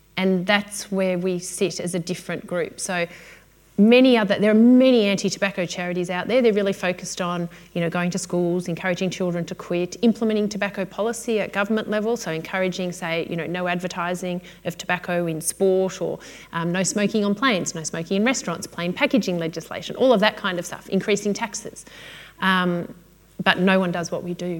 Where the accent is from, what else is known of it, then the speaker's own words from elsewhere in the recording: Melbourne, Victoria, Australia; I'm from Melbourne